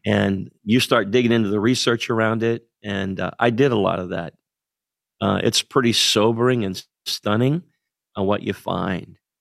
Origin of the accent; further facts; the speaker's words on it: central Pennsylvania, United States; moved away as an adult; grew up in central Pennsylvania